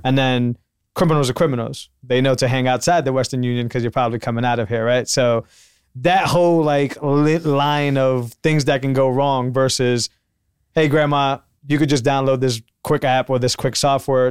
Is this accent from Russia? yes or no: no; Puerto Rico; also born or lived in Massachusetts; now in Austin, United States; I'm from Puerto Rico, which thankfully is not, is still part of the U S